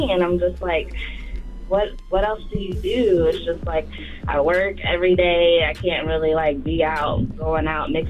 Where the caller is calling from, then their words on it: Tampa, Florida, United States; calling from Tampa, Florida.